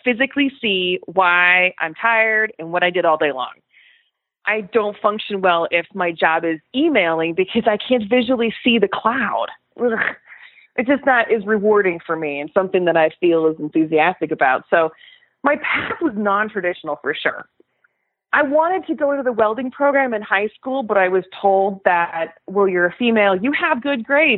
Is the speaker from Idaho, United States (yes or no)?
no; Colorado, United States; moved away as an adult; I'm from Colorado